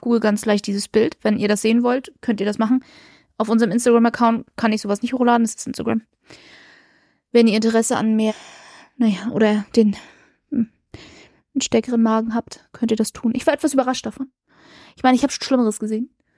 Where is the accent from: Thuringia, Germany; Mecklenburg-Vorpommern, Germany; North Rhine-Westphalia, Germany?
Mecklenburg-Vorpommern, Germany; Rostock; für uns als Rostocker